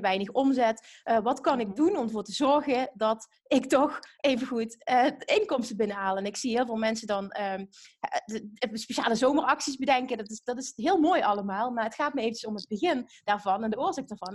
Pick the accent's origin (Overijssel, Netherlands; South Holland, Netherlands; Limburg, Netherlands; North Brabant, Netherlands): Limburg, Netherlands; accent: Limburgish; We komen allebei uit Limburg, dus we zijn nu net overgeschakeld van het Limburgs naar het Nederlands